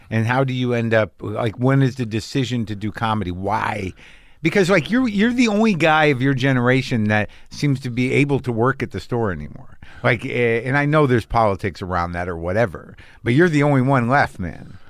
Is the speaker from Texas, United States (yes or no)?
no; New Mexico, United States; I grew up in New Mexico